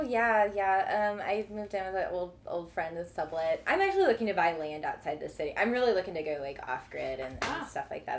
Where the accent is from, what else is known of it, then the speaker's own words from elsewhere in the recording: Metro East, Illinois, United States; I am definitely from that side of the river